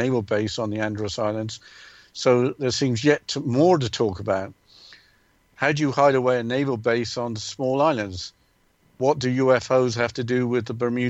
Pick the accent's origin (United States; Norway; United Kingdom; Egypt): United Kingdom; England; growing up in England